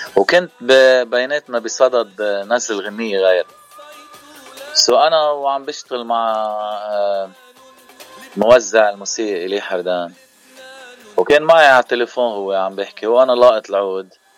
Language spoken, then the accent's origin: Arabic; Bejjeh, Keserwan-Jbeil, Lebanon; now in Cleveland, United States; نحن من منطقه جبال المنطقه الضيعه يعني ضيعتي هي بجه